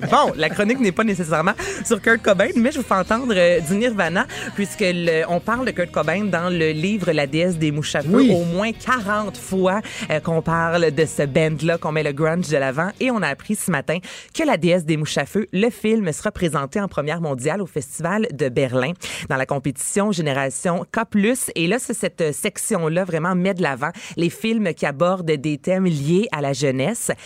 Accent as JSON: {"language": "French", "town": "Varennes", "region": "Quebec", "country": "Canada", "tie": "born or raised there", "said": "je viens de Varennes. Quand on était jeune, on faisait des feux dans le bois à Verchères"}